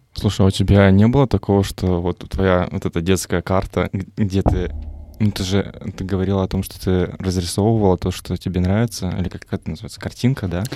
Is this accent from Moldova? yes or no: yes; Moldova; Я сам просто из Молдавии